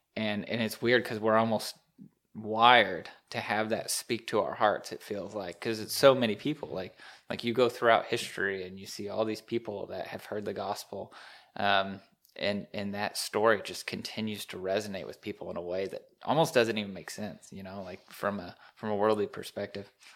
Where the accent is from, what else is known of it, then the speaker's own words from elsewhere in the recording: Indianapolis, Indiana, United States; moved away; I'm from Indy area